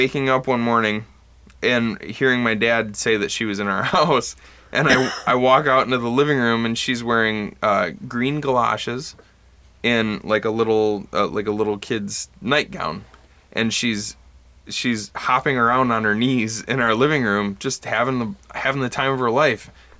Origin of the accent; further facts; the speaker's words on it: Bad Axe, Michigan, United States; growing up in Bad Axe